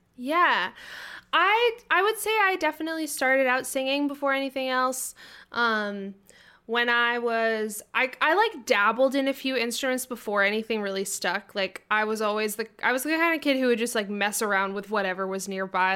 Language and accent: English; South Berwick, Maine, United States; moved away as an adult; also born or lived in Boston; I grew up in South Berwick, Maine, um, very, the very bottom tip of Maine